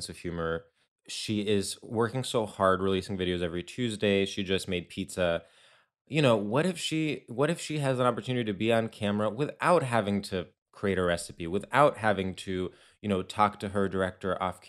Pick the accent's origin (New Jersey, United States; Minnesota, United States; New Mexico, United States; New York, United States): New York, United States; as a New Yorker